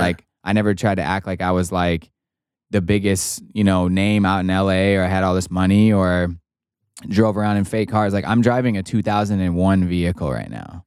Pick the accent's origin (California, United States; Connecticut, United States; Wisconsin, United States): Wisconsin, United States; my best friends that I grew up with in Wisconsin